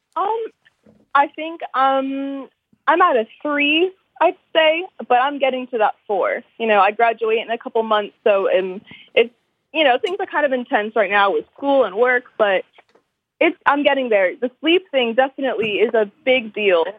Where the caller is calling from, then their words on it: Murfreesboro, Tennessee, United States; Calling from Tennessee